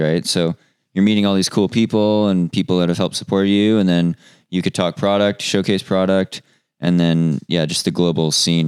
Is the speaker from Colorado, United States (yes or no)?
yes; Colorado, United States; I come from Colorado.